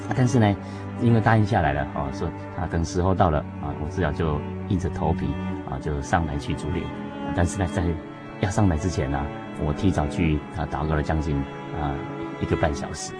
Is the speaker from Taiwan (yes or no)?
yes; Taiwan; 另外在教会里面呢，啊，的成长过程，说起来是非常地感谢主啊，因为毕竟是在一个乡下地方啊，元首的教会就是乌龙教会